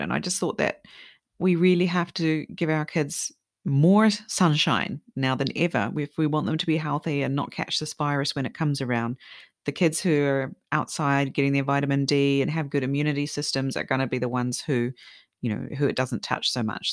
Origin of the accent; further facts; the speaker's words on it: New Zealand; also born or lived in Sweden; now in Japan; I'm from New Zealand, we love carrot cake there as well